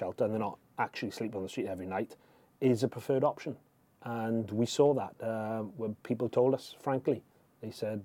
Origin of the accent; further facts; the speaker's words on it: United Kingdom; I'm British